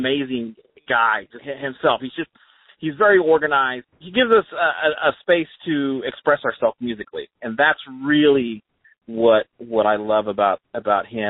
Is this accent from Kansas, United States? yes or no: yes; Garden City, Kansas, United States; I was born in Garden City, Kansas, which is way west. Western Kansas is where I'm